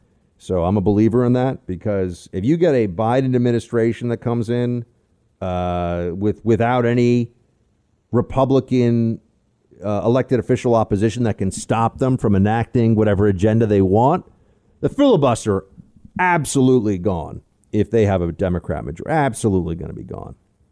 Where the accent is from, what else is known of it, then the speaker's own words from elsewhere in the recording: Arizona, United States; I'm born and raised in Arizona. Arizona's always been a conservative-leaning place.